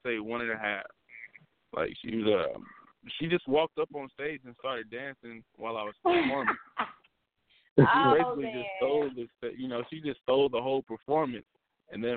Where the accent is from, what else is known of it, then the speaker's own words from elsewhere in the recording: Indianapolis, Indiana, United States; I'm from Indianapolis, Indiana. Midwest all day, every day